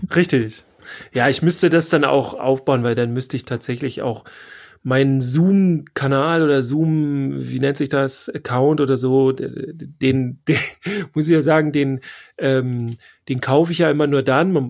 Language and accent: German; Northern Germany, Germany; Wir kommen ja aus dem hohen Norden